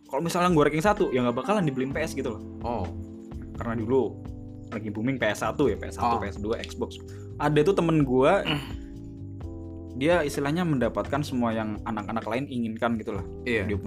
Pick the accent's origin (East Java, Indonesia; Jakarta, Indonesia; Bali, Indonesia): Bali, Indonesia; jadi gue dulu tuh lahir di Bali ya hmm. uh, kecil gue di Bali juga sampai gue SD